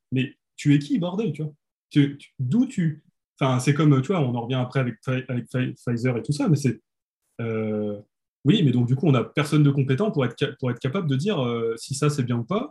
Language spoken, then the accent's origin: French; France; on est français